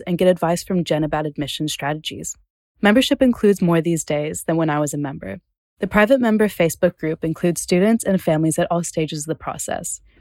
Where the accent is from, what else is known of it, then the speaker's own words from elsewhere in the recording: Atlanta, Georgia, United States; first language English; moved away as an adult; now in Netherlands; I'm from Atlanta